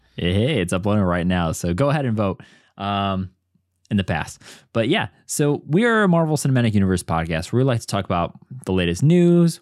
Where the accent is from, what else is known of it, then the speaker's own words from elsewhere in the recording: Midwest, United States; now in Chicago, United States; as a Midwesterner in Chicago